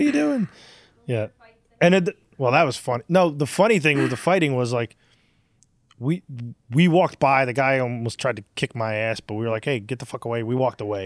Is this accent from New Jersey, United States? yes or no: yes; Newark, New Jersey, United States; we grew up in Irvington, Hillside in Newark, New Jersey.